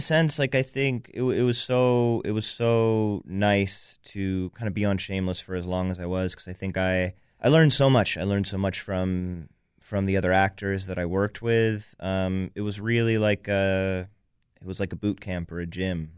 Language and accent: English; New York, United States; I grew up in New York